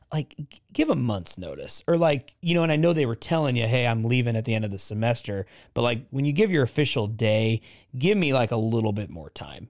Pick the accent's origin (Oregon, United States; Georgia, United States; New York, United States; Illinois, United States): Oregon, United States; I grew up in Oregon